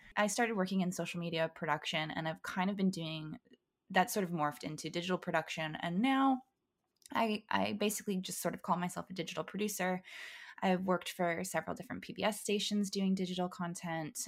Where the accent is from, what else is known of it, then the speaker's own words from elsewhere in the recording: Valencia, California, United States; I grew up in Valencia